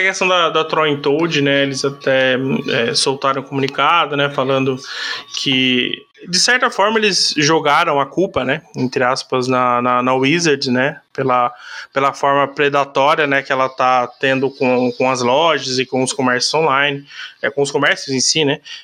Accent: Brazil; como brasileiro

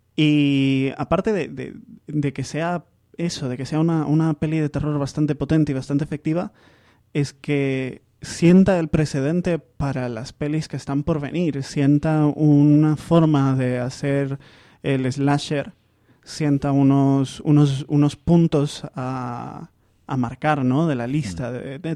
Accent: Zaragoza, Aragon, Spain; Yo soy, yo soy aragonés, yo soy Zaragoza

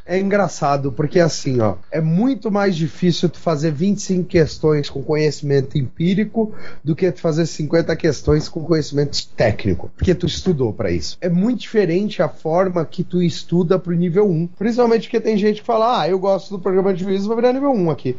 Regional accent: Florianópolis, Santa Catarina, Brazil; Eu sou de Florianópolis

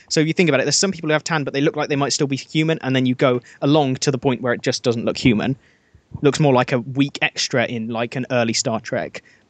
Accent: Birmingham, West Midlands, United Kingdom; moved away as an adult; also born or lived in Nottingham; now in Worcester, United Kingdom; I was born in Nottingham, which was the gun crime capital, and then it swapped to Birmingham, where I grew up

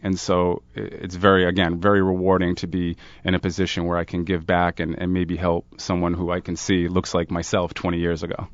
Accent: Providence, Rhode Island, United States; I come from Smith Hill, Providence

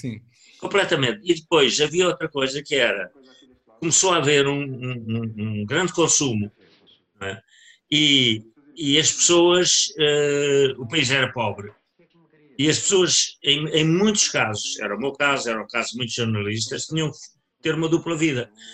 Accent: Leiria, Centro, Portugal; moved away; Eu era de Leiria e passava férias na Figueira.

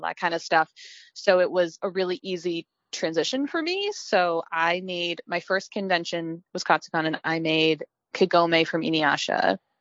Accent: Virginia, United States; I grew up in Virginia where we had a lot of anime conventions

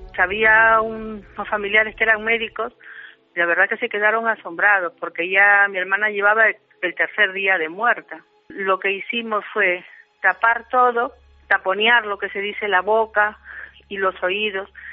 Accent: Peru; nosotros somos del Perú, aunque descendientes de Vasco

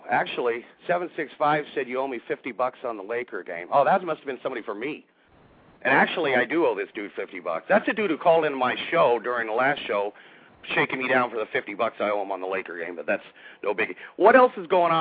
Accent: Anchorage, Alaska, United States; moved away; I grew up in Alaska for 20 years, graduated from high school in Anchorage, Alaska

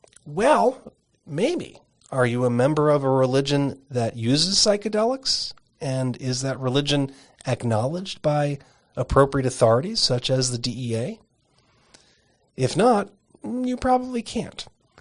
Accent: Arizona, United States; In the instance of peyote, for example, my home state of Arizona has a peyote protection statute

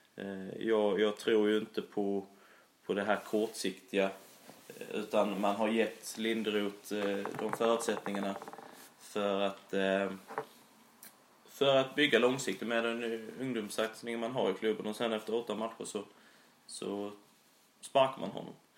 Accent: Immeln, Skåne, Sweden; accent: Skånska; now in Sölvesborg, Sweden; jag är ju från Immeln, en liten, liten eh

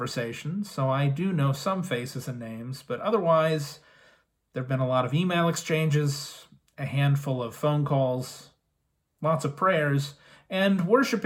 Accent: Indianapolis, Indiana, United States; moved away; also born or lived in Kansas City; I'm from Indianapolis

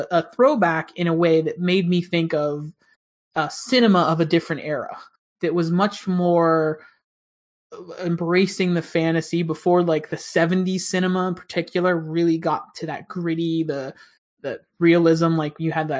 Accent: between Pittsburgh and Punxsutawney, Western Pennsylvania, United States; moved away; I grew up in Pennsylvania

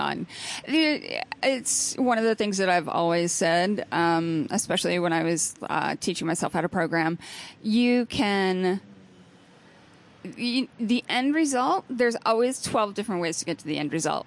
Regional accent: Ohio, United States; moved away; also born or lived in Texas; I went to high school in Texas. I'm from Ohio

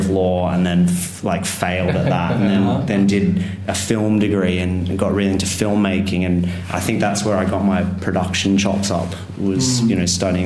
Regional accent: Sydney, New South Wales, Australia; moved away as an adult; now in London, United Kingdom; we're from Sydney, Australia, so I grew up surfing.

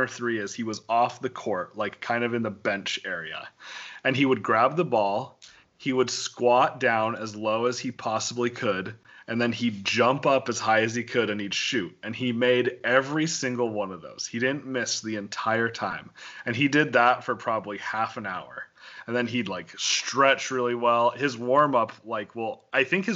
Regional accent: Wyoming, United States; I grew up in Wyoming

